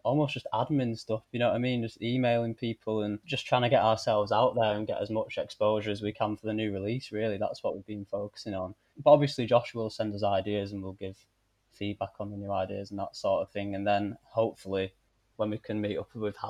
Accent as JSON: {"language": "English", "town": "Bolton", "region": "North West England", "country": "United Kingdom", "also_born_or_lived": "Salford", "lives_now": "Manchester, United Kingdom", "said": "I'm from Bolton"}